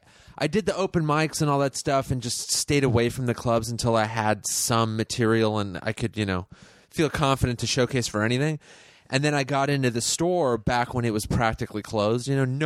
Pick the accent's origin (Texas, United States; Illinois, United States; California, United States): California, United States; Los Angeles; I'm from L.A. I'm one